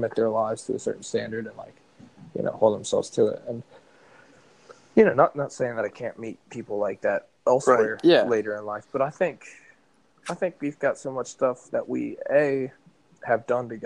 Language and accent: English; Kentucky, United States; moved away; I'm from Kentucky.